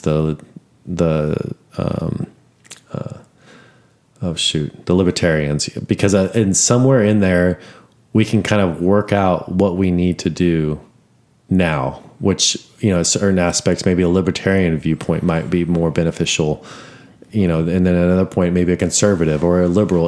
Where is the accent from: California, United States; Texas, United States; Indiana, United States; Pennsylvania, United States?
Texas, United States; Austin; I'm from Austin